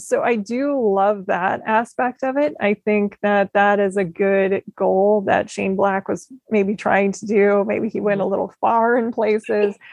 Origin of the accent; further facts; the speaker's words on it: Midwest, United States; growing up in the Midwest